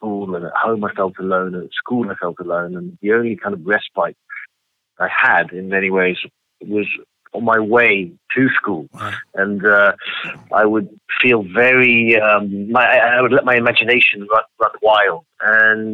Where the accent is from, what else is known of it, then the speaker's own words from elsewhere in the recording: London, United Kingdom; moved away as an adult; now in Los Angeles, United States; so I grew up in London. For most of my life, I was living in London